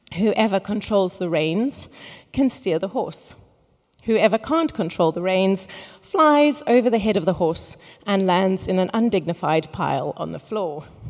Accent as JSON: {"language": "English", "town": "Cape Town", "region": "Western Cape", "country": "South Africa", "moved": "yes", "said": "I am originally from Cape Town"}